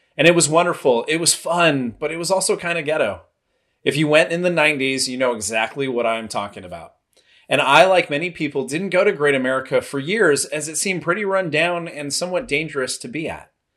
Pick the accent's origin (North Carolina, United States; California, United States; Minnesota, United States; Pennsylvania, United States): California, United States; Los Angeles; moved away; also born or lived in Santa Clara, California; Growing up in Southern California, I spent most of my time in Knott's Berry Farm, Universal Studios, and some tiny little hole in the wall place called Disneyland.